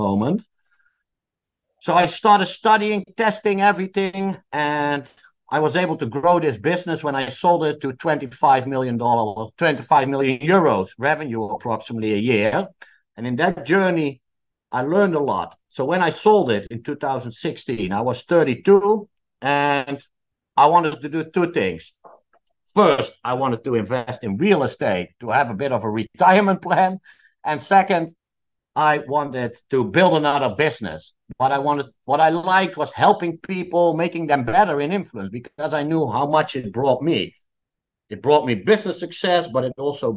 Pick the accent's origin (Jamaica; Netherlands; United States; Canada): Netherlands; I come from the Netherlands